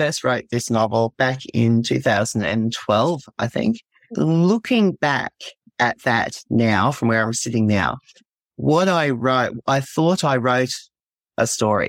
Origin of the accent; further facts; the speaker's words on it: Australia; also born or lived in southeast Queensland coast; I am from Australia. I live on the southeast Queensland coast.